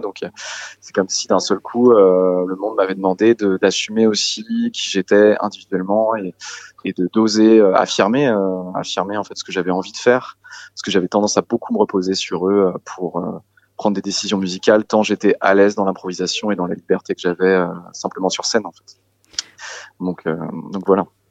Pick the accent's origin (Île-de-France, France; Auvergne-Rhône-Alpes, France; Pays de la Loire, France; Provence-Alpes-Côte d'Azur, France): Pays de la Loire, France; Saint-Gilles-Croix-de-Vie; autour de chez moi en Vendée Saint-Gilles-Croix-de-Vie, d'où je viens